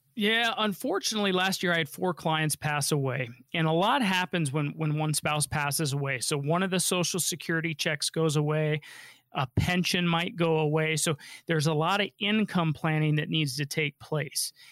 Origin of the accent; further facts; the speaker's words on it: Denver, Colorado, United States; I grew up here in Denver and they've been here, you know, since I was born